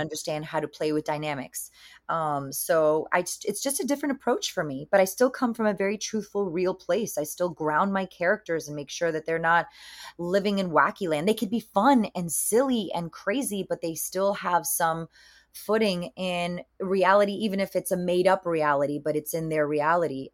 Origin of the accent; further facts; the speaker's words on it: Miami, Florida, United States; now in California, United States; I'm Cuban American from Miami, Florida, born and raised over there.